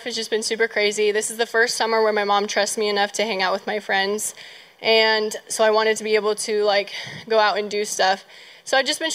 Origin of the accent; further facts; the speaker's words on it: Fort Mill, South Carolina, United States; I'm from Fort Mill, South Carolina. I go to Lakeshore.